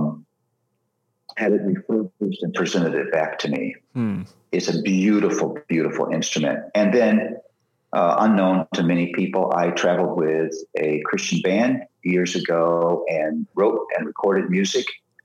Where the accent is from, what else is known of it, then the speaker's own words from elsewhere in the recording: Philadelphia, Pennsylvania, United States; I'm from Philly